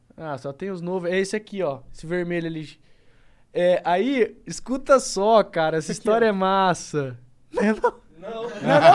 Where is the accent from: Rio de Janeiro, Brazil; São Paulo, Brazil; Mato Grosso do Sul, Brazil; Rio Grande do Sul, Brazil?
Mato Grosso do Sul, Brazil; Campo Grande; eu sou um cara de Campo Grande, sou do Mato Grosso do Sul